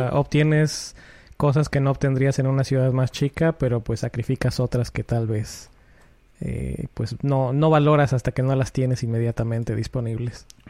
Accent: Puebla, Mexico; moved away as an adult; now in Connecticut, United States; cuando voy a mi casa a Puebla, que soy, yo soy de Puebla

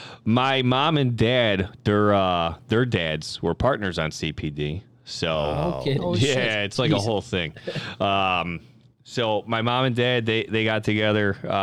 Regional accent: Chicago, Illinois, United States; No, I grew up on the southeast side, Hagwish neighborhood. My first home was in Harbor Point Estates, the only trailer park in Chicago.

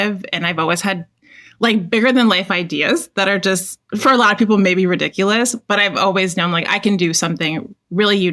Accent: Toronto, Ontario, Canada; I'm Canadian, so I'm from Toronto.

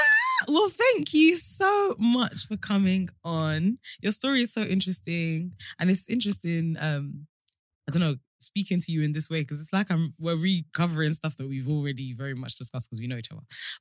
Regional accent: London, United Kingdom; also born or lived in Colombia; And we're friends from London. I mean, we're both from London

